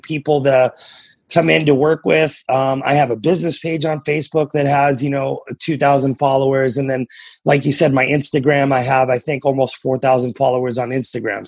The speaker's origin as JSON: {"language": "English", "region": "New Hampshire", "country": "United States", "tie": "born or raised there", "also_born_or_lived": "Massachusetts", "moved": "yes", "lives_now": "Oklahoma, United States", "said": "I'm from New England originally. I grew up in New Hampshire. I was born in Massachusetts and I, I live in Oklahoma now"}